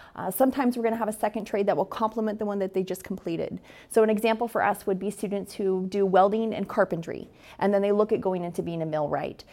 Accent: Astoria, Oregon, United States; I am born and raised in Astoria

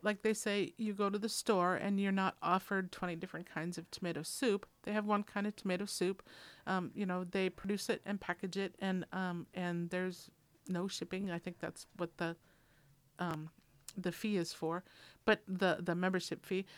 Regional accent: Minnesota, United States; I'm from Minnesota

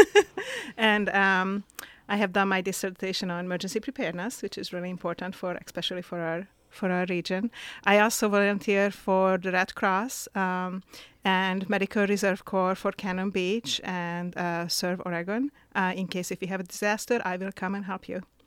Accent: Hungary; now in Astoria, United States; I'm originally from Hungary. Uh, I was born in Hungary and I moved to the U S about, um, twenty, forty years ago now.

